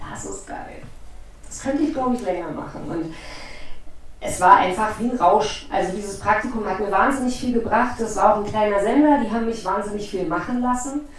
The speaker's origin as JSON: {"language": "German", "town": "Potsdam", "region": "Brandenburg", "country": "Germany", "said": "ich komme aus Potsdam, bin 43 Jahre und habe mein Abi 1999 gemacht"}